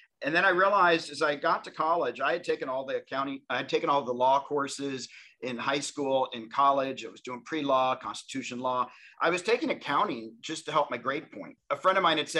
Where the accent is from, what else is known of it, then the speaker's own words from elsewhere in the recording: Tennessee, United States; I grew up in Tennessee